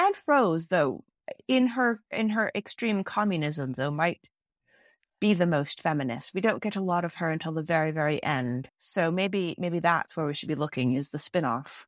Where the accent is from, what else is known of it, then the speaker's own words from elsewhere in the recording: Canada; also in Canada. Not as much Canadian children's fiction or Y A fiction either growing up